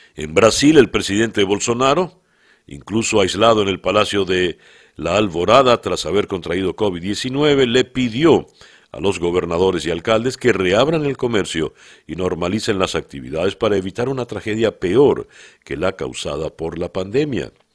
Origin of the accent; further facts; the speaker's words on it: Venezuela; somos menos venezolanos en el país y somos mucho más viejos los venezolanos